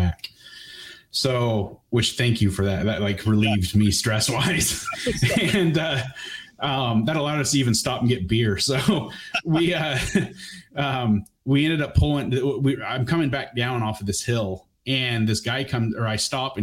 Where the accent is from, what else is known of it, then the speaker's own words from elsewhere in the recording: Bend, Oregon, United States; moved away; also born or lived in Waldport, Oregon; Basically I'm from Oregon. I was basically raised on the beach. I split time between the coast and Bend, Oregon.